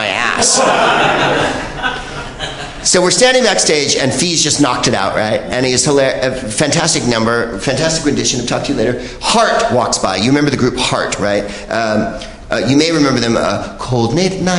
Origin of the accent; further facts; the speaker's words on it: San Francisco, California, United States; growing up in the Bay Area, and I'm from San Francisco, my beloved Bay Area.